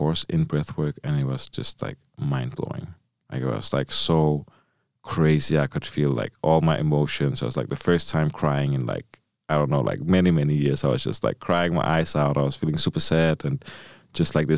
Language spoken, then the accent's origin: English; Copenhagen, Capital Region of Denmark, Denmark; I come from Copenhagen, so like the capital of Denmark. And it was a pretty rough neighborhood where I grew up